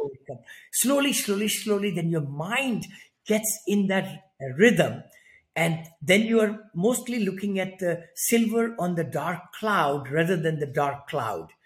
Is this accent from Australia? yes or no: no; India; moved away as an adult; also born or lived in San Francisco area, United States; now in San Francisco, United States; I'm from India originally. I grew up there in a very small one bedroom apartment